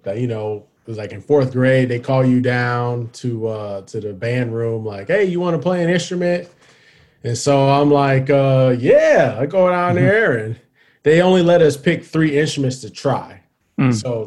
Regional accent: Cleveland, Ohio, United States; moved away as an adult; my 11th grade year in school, in Ohio, because I'm from Cleveland.

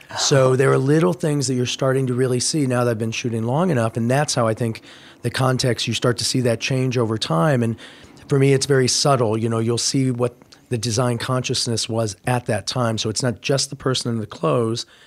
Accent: Indiana, United States; moved away; I grew up in Indiana

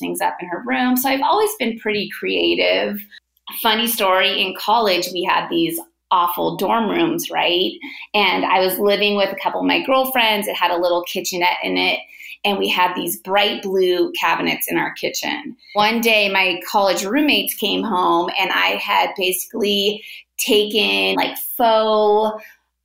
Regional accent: Bay Area, Northern California, United States; I am born and raised in the Bay Area, Northern California.

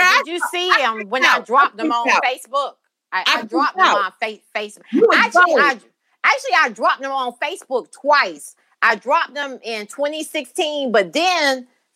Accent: Brunswick, Georgia, United States; I'm from Brunswick, Georgia. That's where I was born and raised

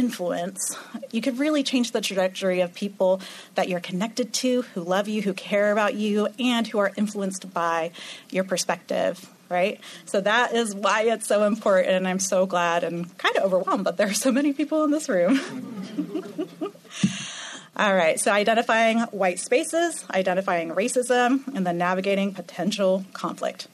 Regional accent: Orlando, Florida, United States; I'm from Orlando, Florida

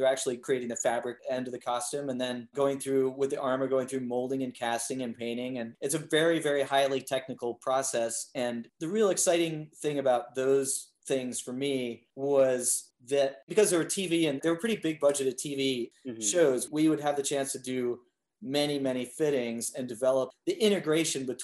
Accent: Los Angeles, California, United States; I am from Los Angeles

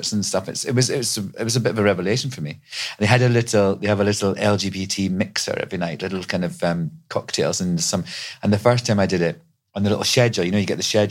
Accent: Scotland, United Kingdom; now in New York City, United States; I'm Scottish

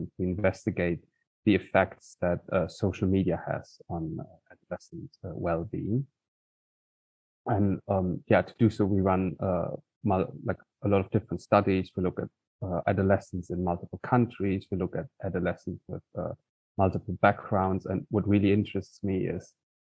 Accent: Cologne, North Rhine-Westphalia, Germany; moved away; I grew up in Cologne.

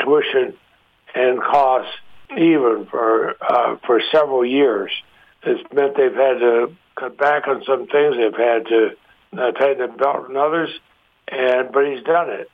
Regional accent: Montpelier, Vermont, United States; I grew up in Montpelier, our capital city

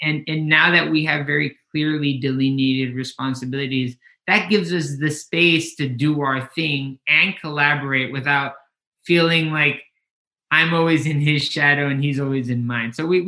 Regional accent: Mazatlan, Sinaloa, Mexico; moved away as an adult; My mom decided to pack her bags and move back to Mexico. And so Kenny and I grew up in Mazatlan, Sinaloa, which is on the Pacific coast.

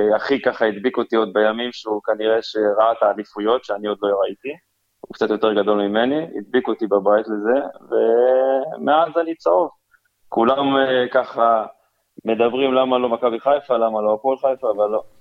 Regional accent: Kiryat Tivon, Haifa District, Israel; now in Kiryat Bialik, Israel; אני במקור מקריית טבעון

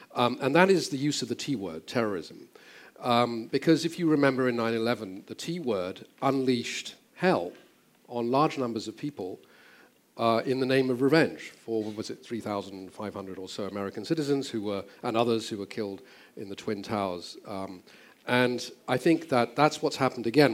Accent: England, United Kingdom; moved away as an adult; also born or lived in Southeast Asia; I grew up in England

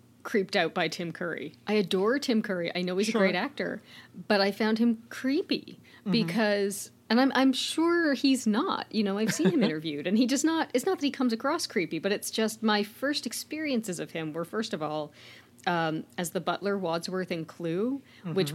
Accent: Oshawa, Ontario, Canada; my hometown of Oshawa, Ontario

